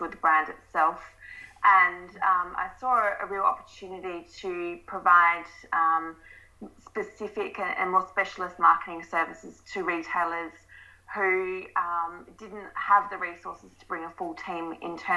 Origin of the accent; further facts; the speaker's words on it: Adelaide, South Australia, Australia; moved away as an adult; also born or lived in London; I'm originally from Adelaide.